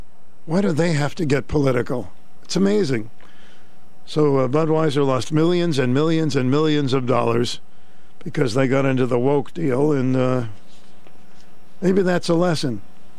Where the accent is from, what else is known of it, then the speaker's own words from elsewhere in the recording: Boston, Massachusetts, United States; accent: Boston; I'll just pick up my Boston accent again. I got rid of it.